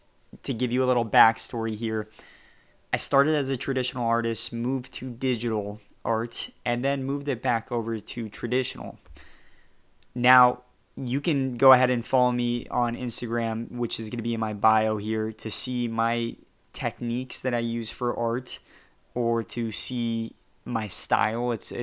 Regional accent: California, United States; I say y'all, I'm actually from Southern California.

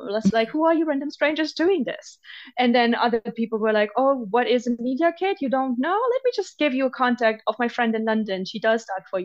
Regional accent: Germany; moved away; growing up in Germany

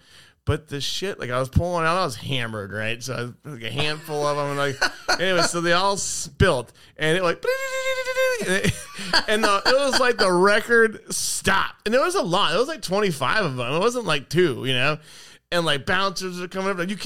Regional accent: East County, California, United States; I'm from East County

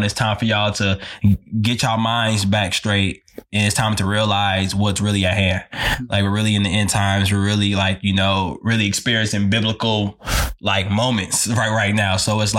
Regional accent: Chicago, Illinois, United States; I'm originally from Chicago, Illinois. Shout out Chi-Town, man.

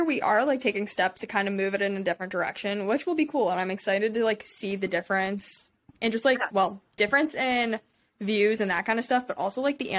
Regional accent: Cleveland, Ohio, United States; because we're from Cleveland, I'm going to have a custom Browns jersey made

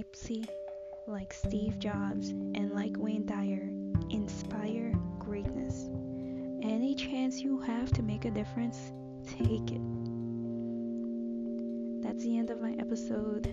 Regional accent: Agricola, Demerara-Mahaica, Guyana; I grew up in Guyana, which is located in South America. The neighborhood which I've lived most of my childhood and teenage years is called Agricola

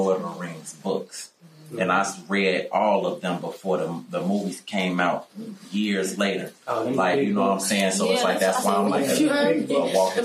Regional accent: Chicago, Illinois, United States; I'm a South Side nigga

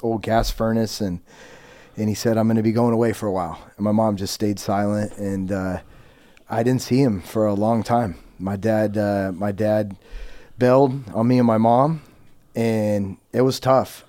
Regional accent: Yuba City, California, United States; I was born and raised in Yuba City, California, which is about forty minutes above Sacramento

